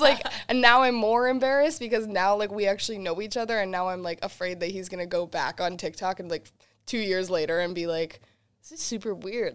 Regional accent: Worcester, Massachusetts, United States; also born or lived in Boston; I got to play in my hometown of Worcester, Massachusetts

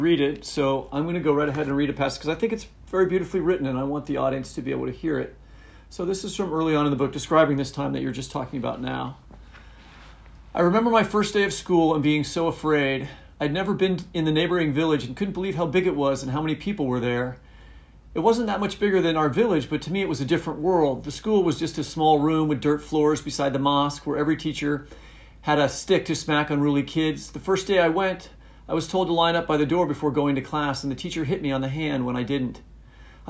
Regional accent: United States; as an American citizen

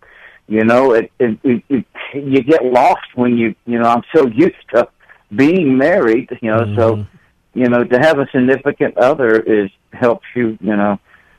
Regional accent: Columbus, Georgia, United States; moved away as an adult; now in Indianapolis, United States; I was raised in Columbus, Georgia, Fort Benning, you know, that area.

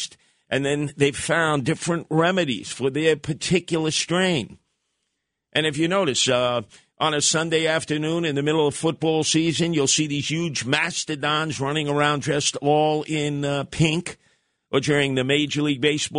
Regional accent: New York City, New York, United States; the guys that I grew up with in the Canarsie section of Brooklyn

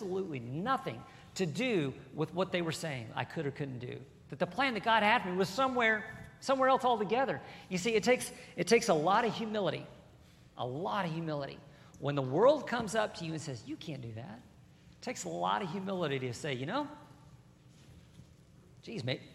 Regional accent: Burleson, Texas, United States; I grew up here in Burleson, and I was a country boy

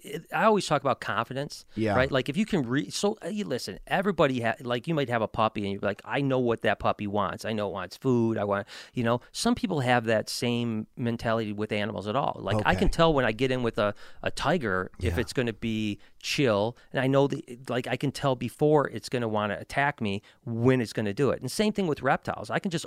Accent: Detroit, Michigan, United States; Well, there's not a lot of great stuff in Michigan, to be honest. That's why I'm from the Detroit area.

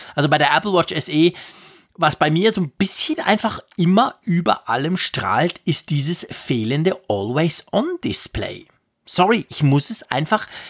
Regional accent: Switzerland; ich als Schweizer in den Bergen

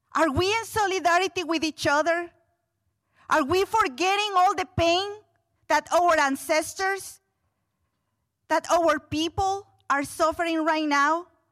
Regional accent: Guatemala City, Guatemala Department, Guatemala; moved away as an adult; now in Louisville, United States; growing up in Guatemala City, in what we would consider here a ghetto.

